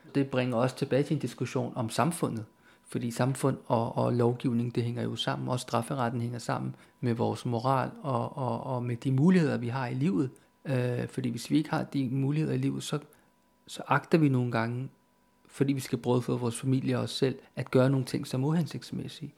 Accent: Denmark; jeg er opvokset i Danmark

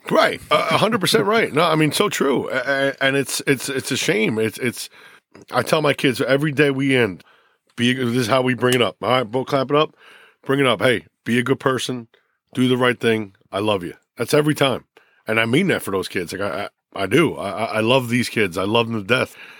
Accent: Lyndhurst, New Jersey, United States; also born or lived in North Bergen, New Jersey; I'm from North Bergen. We moved to Lyndhurst in, uh, well, I was in third grade

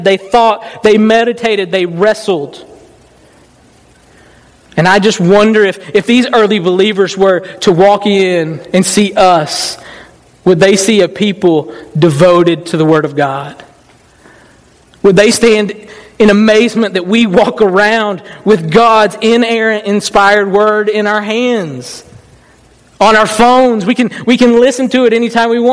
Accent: the South, United States; I was raised in the South

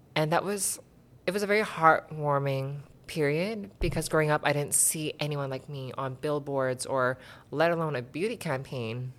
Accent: Surrey, British Columbia, Canada; I grew up in Surrey

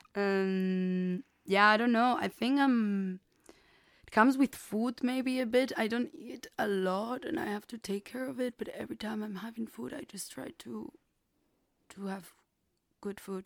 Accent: Burgos, Castile and León, Spain; English is a second language; moved away; I'm from Burgos, a, uh, a place in in Castilla in Spain, a little region in the north.

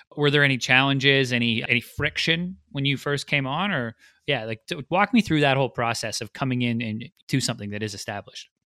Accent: Vancouver, British Columbia, Canada; Vancouver, which is my hometown

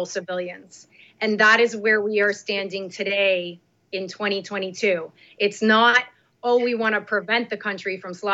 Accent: Northeast, United States; I'm from the Northeast

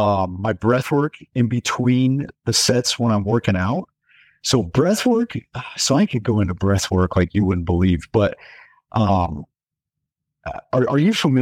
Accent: Denver, Colorado, United States; Yeah, so born and raised in Denver, Colorado.

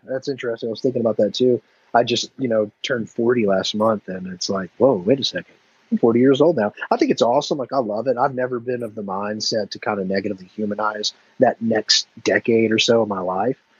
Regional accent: Dallas, Texas, United States; now in Memphis, United States; I'm from Dallas, and like my, family's still in Dallas

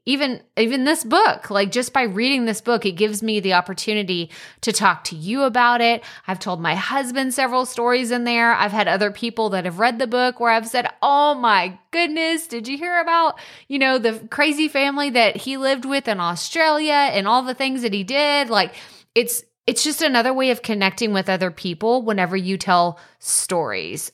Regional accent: Athens, Texas, United States; moved away; I'm from Athens originally

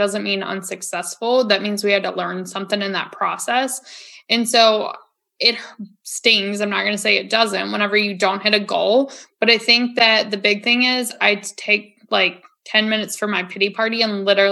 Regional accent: Virginia, United States; also born or lived in Florida; now in North Carolina, United States; growing up in Virginia

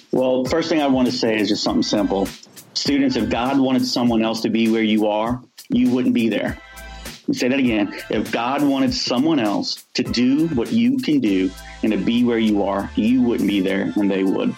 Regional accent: New Orleans, Louisiana, United States; I grew up in New Orleans, so we all, you know, I grew up in the, in the, on the West Bank

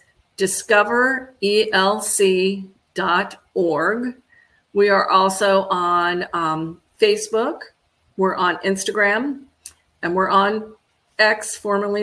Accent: Florida, United States; I grew up here in Florida

